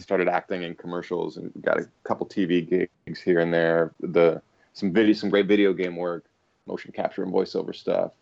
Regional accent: Cleveland, Ohio, United States; moved away as an adult; also born or lived in Dublin, Ireland; Came back to Cleveland, my hometown of Cleveland, played in rock bands for a bit

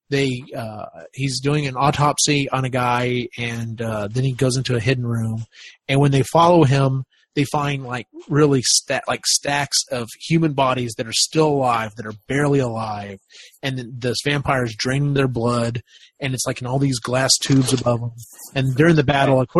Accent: the South, United States; You know, I grew up in the South, and you know that was around.

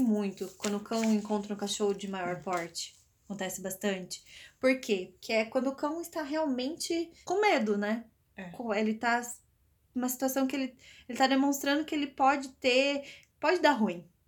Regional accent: Piracicaba, São Paulo, Brazil; born or raised there; accent: R's puxados

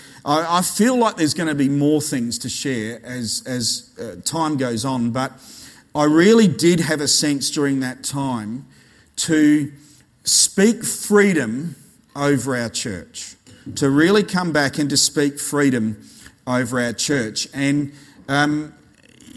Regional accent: Australia

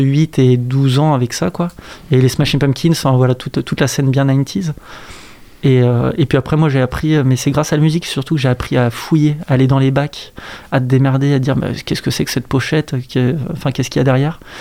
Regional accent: Saint-Nazaire, Pays de la Loire, France; also born or lived in Brussels; je suis né, j'ai grandi à Saint-Nazaire

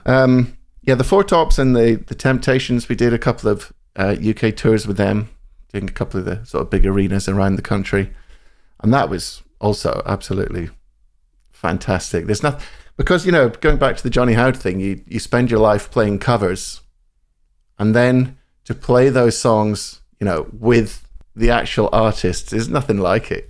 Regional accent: central Scotland, United Kingdom; moved away; I grew up in Scotland, central Scotland.

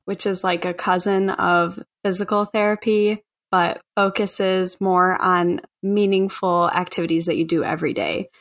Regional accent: Chicago, Illinois, United States; I grew up in Bridgeport, which is on the south side of Chicago

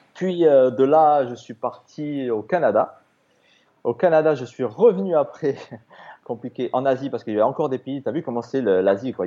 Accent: Toulouse, Occitania, France; moved away as an adult; also born or lived in Australia; je suis français, hein, je suis toulousain.

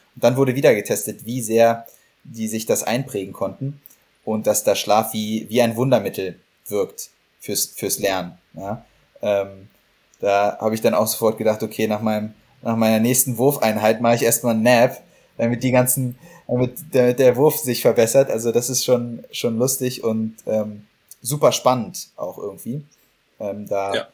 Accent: Berlin, Germany; now in Heidelberg, Germany; für Berlin, für meine Heimatstadt

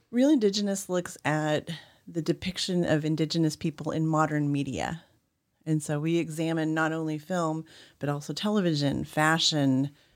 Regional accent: Oklahoma, United States; I grew up in Oklahoma

